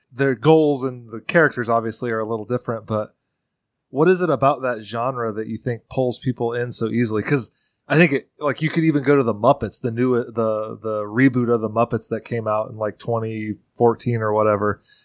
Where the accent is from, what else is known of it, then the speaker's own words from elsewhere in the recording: Central Indiana, United States; moved away; growing up in Central Indiana